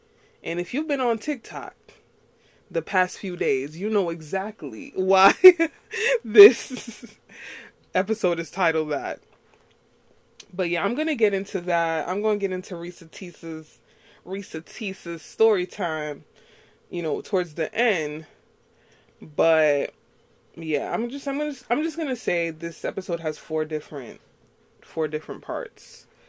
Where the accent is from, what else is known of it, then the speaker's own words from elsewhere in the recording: New York, United States; I'm not from Texas. I'm born and raised in New York. You probably can't tell that. I don't have a New York accent.